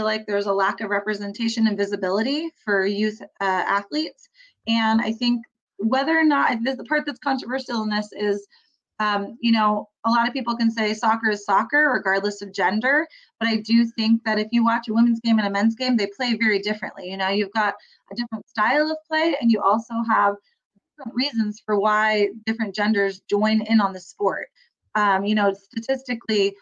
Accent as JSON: {"language": "English", "area": "Bay Area", "region": "California", "country": "United States", "tie": "born or raised there", "said": "I grew up in the Bay Area"}